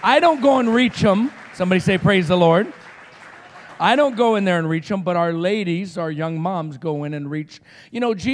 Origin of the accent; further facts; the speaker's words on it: Roswell, New Mexico, United States; I'm from Roswell, New Mexico